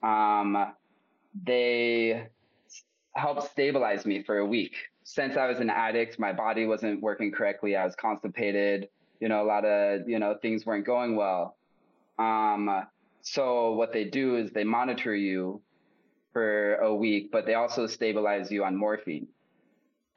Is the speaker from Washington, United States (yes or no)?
yes; Spokane, Washington, United States; moved away as an adult; also born or lived in Phoenix, Arizona; now in San Pancho, Mexico; I was born in Spokane, Washington, and continued to live kind of around the Northwest most of my, till like my 20s.